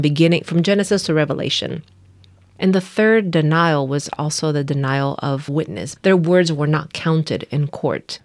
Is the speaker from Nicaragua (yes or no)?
yes; Nicaragua; moved away as an adult; now in United States; I am from Nicaragua. I, uh, was raised there up until I came, uh, to the U S to go to college